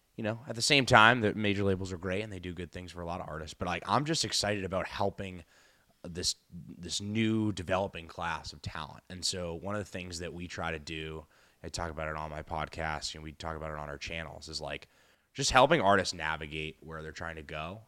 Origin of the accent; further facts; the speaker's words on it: Boston, Massachusetts, United States; I'm from Boston